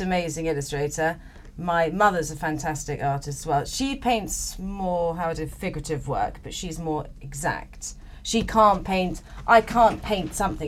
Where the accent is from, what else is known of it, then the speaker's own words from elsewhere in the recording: England, United Kingdom; moved away as an adult; now in Madeira, Portugal; growing up in England